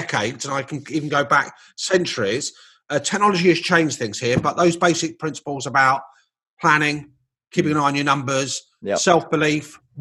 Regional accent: London, United Kingdom; moved away as an adult; I left my hometown of London

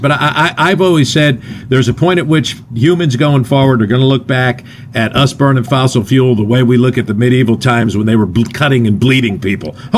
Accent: New Jersey, United States; I'm from North Jersey, and the 70s in North Jersey were pretty fun

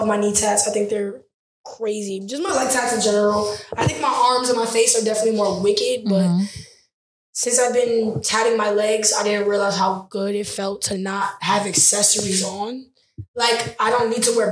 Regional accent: Broward County, Florida, United States; now in New York, United States; I'm from Broward County

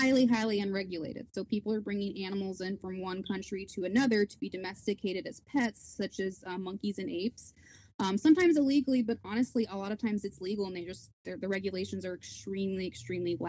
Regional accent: Oklahoma, United States; now in Houston, United States; So I grew up in Oklahoma

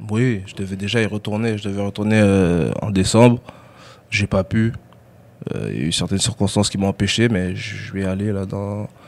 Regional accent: Douala, Littoral, Cameroon; Mais je suis resté à Douala, parce que moi, je, je viens de, la ville de Douala.

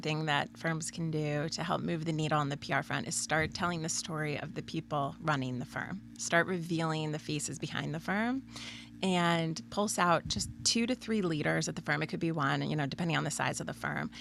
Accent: Pennsylvania, United States; now in Red Bank, New Jersey, United States; we grew up in Pennsylvania

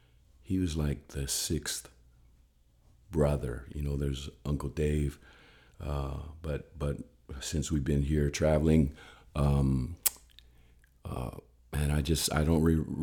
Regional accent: Samoa; because we grew up with Charlie in Samoa.

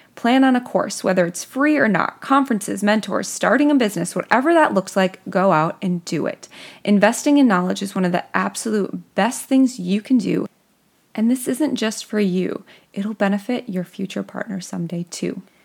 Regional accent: Midwest, United States; accent: Midwestern; my Midwestern accent

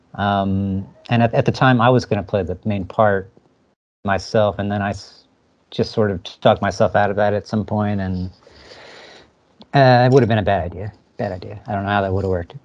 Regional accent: New Jersey, United States; moved away as an adult; also born or lived in Philadelphia; now in San Francisco, United States; I'm from Jersey though. I grew up in Jersey and went to school in Philadelphia, and at some point moved out to SF here

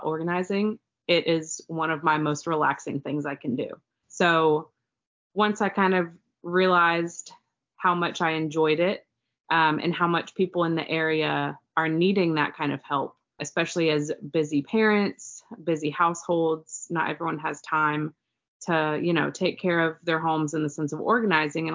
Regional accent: Raleigh, North Carolina, United States; I was born and raised in Raleigh, so I know this area like the back of my hand.

